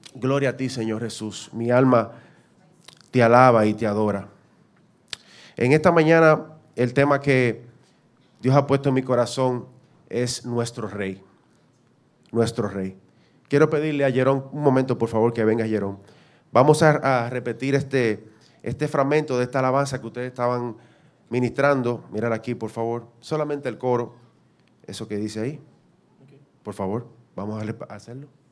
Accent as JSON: {"language": "Spanish", "country": "Dominican Republic", "said": "nosotros como dominicanos somos representantes de República Dominicana"}